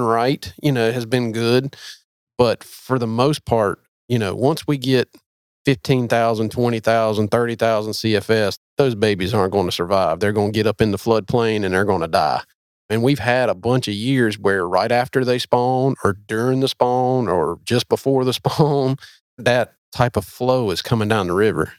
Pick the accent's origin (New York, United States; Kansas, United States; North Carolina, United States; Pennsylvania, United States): North Carolina, United States; I am from North Carolina, but not from there